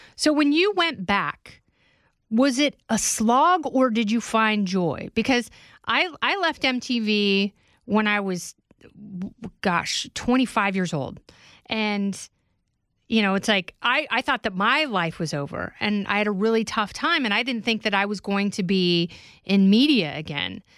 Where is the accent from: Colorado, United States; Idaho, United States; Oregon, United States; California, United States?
Oregon, United States; I grew up in Oregon